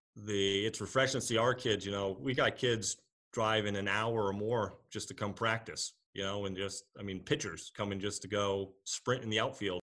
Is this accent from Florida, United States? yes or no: no; Rhode Island, United States; moved away; I'm originally from Rhode Island